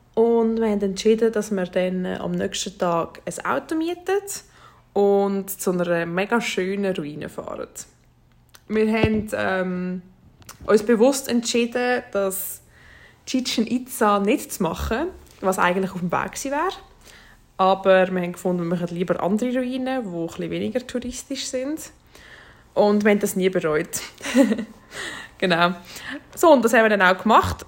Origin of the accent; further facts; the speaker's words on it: Switzerland; bei uns in der Schweiz